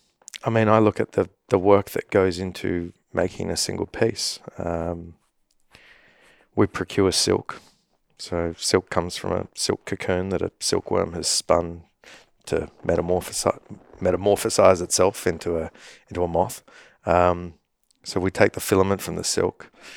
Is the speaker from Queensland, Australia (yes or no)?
no; Sydney, New South Wales, Australia; growing up in Sydney, Australia, I spend a lot of time in the outdoors